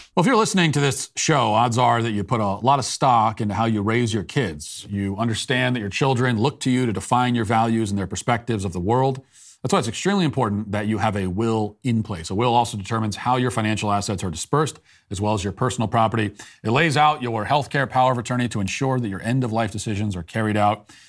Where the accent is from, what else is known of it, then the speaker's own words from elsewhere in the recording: Virginia, United States; now in Tennessee, United States; I lived there, as you know. That was my, I, I, that's my home state.